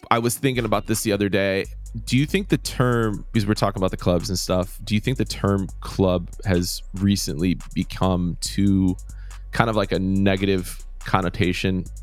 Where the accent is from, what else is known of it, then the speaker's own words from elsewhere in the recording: Chicago, Illinois, United States; I'm from Chicago